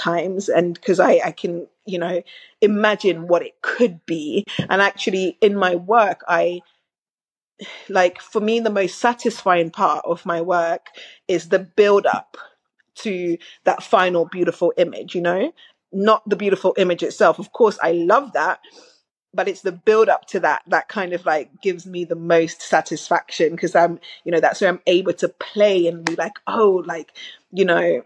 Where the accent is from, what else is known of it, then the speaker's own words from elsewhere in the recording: Jamaica; also born or lived in Manchester, United Kingdom; now in London, United Kingdom; so I grew up in Jamaica, very modest, in a very modest home, in rural Jamaica as well.